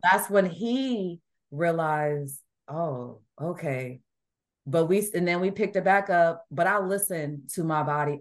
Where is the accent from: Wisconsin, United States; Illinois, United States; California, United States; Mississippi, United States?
Illinois, United States; Chicago; moved away as an adult; also born or lived in Washington State / Bamberg, Germany; now in Indiana, United States; When I grew up in Illinois, I did not like the snow